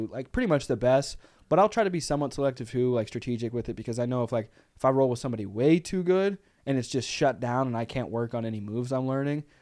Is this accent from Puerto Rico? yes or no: yes; San Juan, Puerto Rico; also born or lived in Texas; now in Chicago, United States; I'm from Puerto Rico. What part of Puerto Rico? San